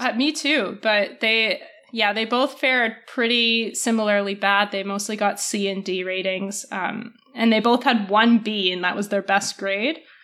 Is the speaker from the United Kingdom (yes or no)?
no; Alberta, Canada; I was born there